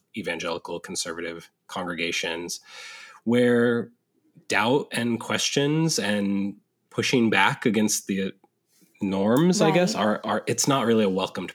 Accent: Northern California, United States; also born or lived in San Diego; I was raised in Northern California, but I had gone to college in San Diego.

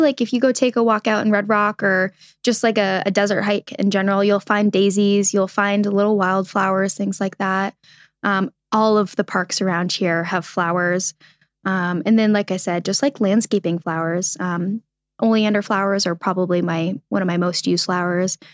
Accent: New England, United States; I grew up in New England

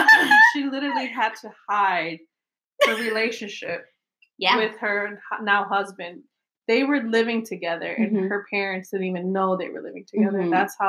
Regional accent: Chicago, Illinois, United States; now in Atlanta, United States; I'm originally from Chicago. I remember my mom moved down here to Atlanta.

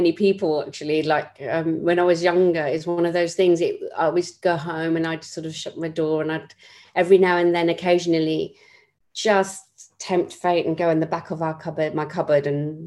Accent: London, United Kingdom; I was born in West London to a family of eight children.

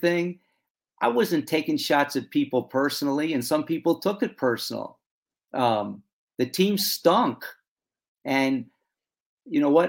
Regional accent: Long Island, New York, United States; we grew up on Long Island, about 60 miles from New York City

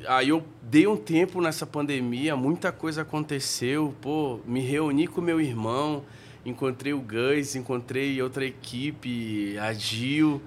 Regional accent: Tefé, Amazonas, Brazil; now in São Paulo, Brazil; da onde a gente veio, de Tefé lá. Passei a minha infância lá com a minha mãe

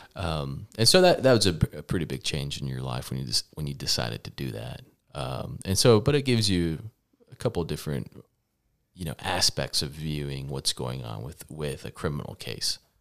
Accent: Lubbock, Texas, United States; also born or lived in Dallas, Texas; I'm from Lubbock, Texas. Um, born in Dallas, parents immigrated to the United States

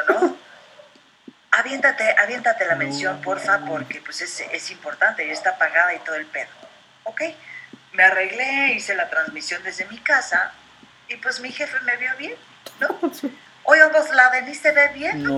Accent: Mexico

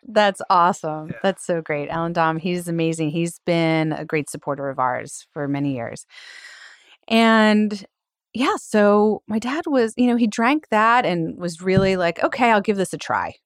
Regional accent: Philadelphia, Pennsylvania, United States; also born or lived in California; Philly girl, born and raised

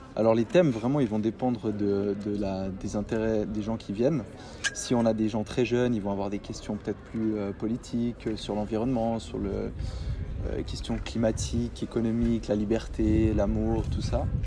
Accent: Fribourg, Switzerland; je suis né à Fribourg, j'ai grandi ici.

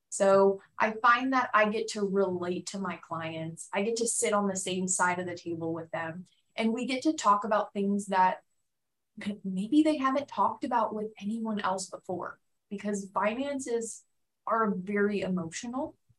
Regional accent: Phoenix, Arizona, United States; moved away as an adult; also born or lived in Tucson, Arizona; now in San Diego, United States; I grew up mostly in Phoenix, Arizona

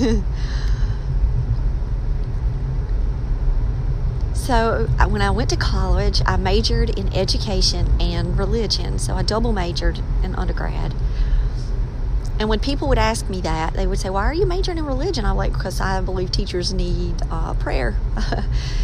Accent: Maxton, North Carolina, United States; where I'm from a small town, Maxton. It's in Robeson County in North Carolina.

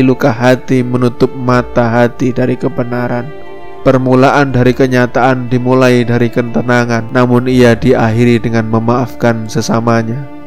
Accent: Indonesia; I'm Indonesian

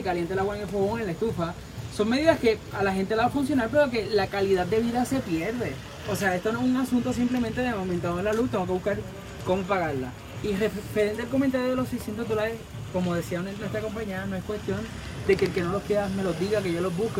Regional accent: Puerto Rico; como buen boricua y patriota

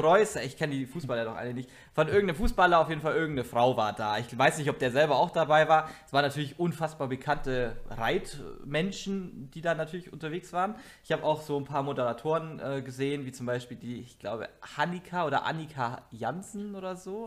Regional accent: Bavaria, Germany; moved away; also born or lived in central/western Germany; unten bei uns in Bayern

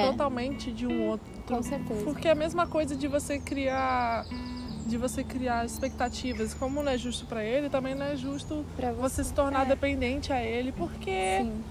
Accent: Brazil; moved away; a gente é brasileira

